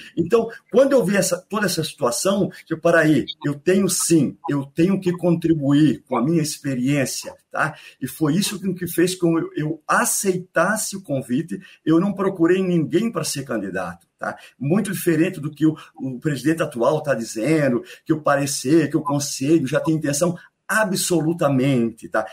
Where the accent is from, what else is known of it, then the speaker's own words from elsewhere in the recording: Biguaçu, Santa Catarina, Brazil; also born or lived in Florianópolis; Eu sou natural de Florianópolis, manezinho da ilha, tá? mas me criei para ser minha infância e adolescência em Biguaçu